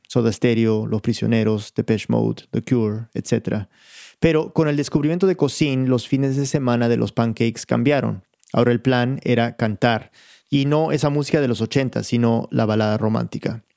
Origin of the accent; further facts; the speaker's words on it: United States; yo soy gringo. O sea, yo me crié en Estados Unidos.